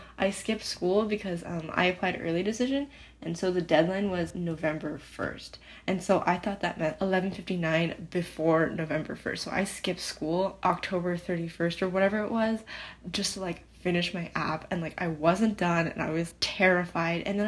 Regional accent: Rochester, Minnesota, United States; moved away as an adult; now in Houston, United States; I'm originally from Rochester, Minnesota.

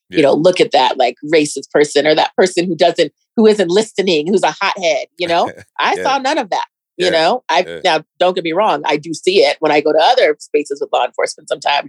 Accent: Germany; born there; also born or lived in Colorado Springs, United States; But I was born in Germany. My mom was an officer in the army, and she was a single mom. And then I eventually came to Colorado after traveling a lot of different places. She was an OBGYN. We traveled a lot. Eventually came to Colorado Springs.

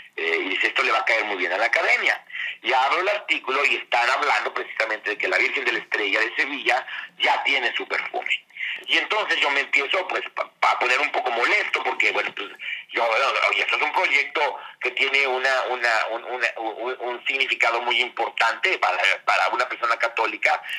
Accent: Mexico; also born or lived in France; Como decimos en México

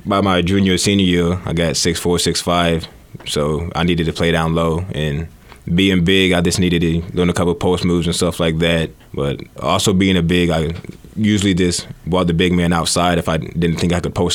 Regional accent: Fort Dodge, Iowa, United States; growing up as a kid in Fort Dodge

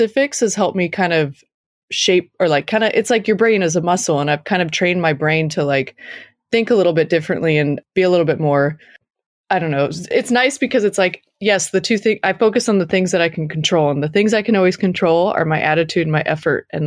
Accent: Los Alamitos, California, United States; I grew up in Los Alamitos, which is obviously close to the coast in Southern California

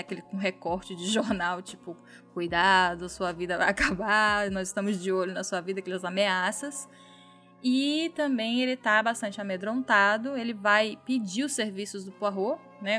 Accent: Minas Gerais, Brazil; now in Bahia, Brazil; no meu estado natal que eu amo de paixão. Um beijo aí para Minas Gerais

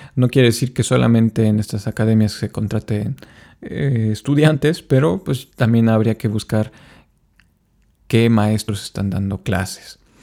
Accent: Mexico; como latinos y como mexicanos

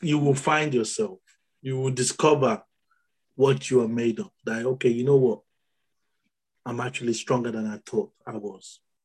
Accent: Nigeria; being born in Nigeria is the best thing that's happened to me. Being born as a Nigerian

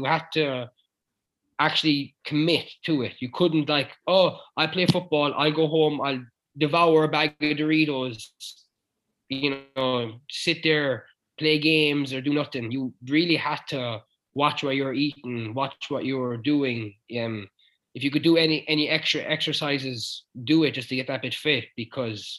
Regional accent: Clare, Munster, Ireland; moved away as an adult; also born or lived in United States; I'm from Clare.

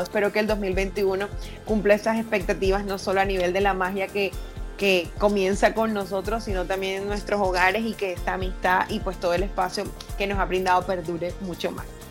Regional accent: Caribbean coast, Colombia; mi tierra, de la costa

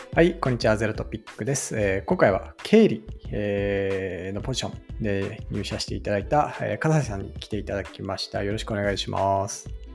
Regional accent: Hirosaki, Aomori, Japan; moved away; 僕が弘前出身なんで

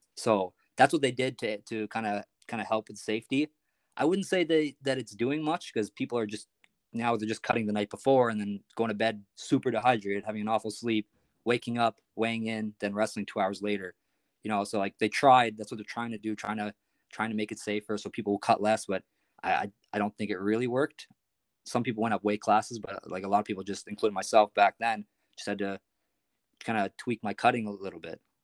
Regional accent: Prince Edward Island, Canada; I'm from Prince Edward Island, actually, so it's, it's a small place

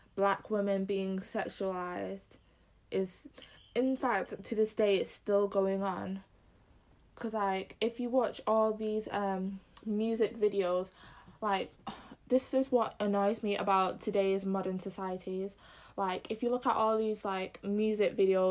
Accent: Zimbabwe; I'm Zim as well

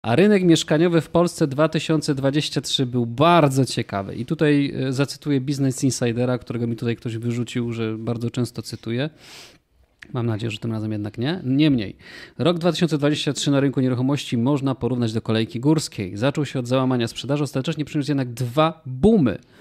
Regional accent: Kraków, Lesser Poland, Poland; Jesteśmy z Krakowa

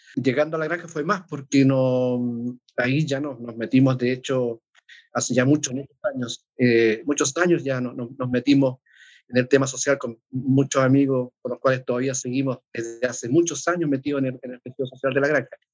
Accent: Temuco, Araucanía, Chile; now in Santiago, Chile; Una escuela muy chica allá en Temuco, que es mi ciudad natal

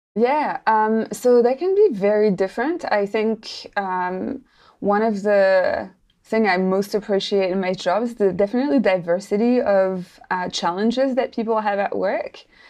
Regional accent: Paris, Île-de-France, France; moved away as an adult; now in New Zealand; I'm actually not from New Zealand originally. I'm French, so I come from Paris originally, uh, and I lived there for a while.

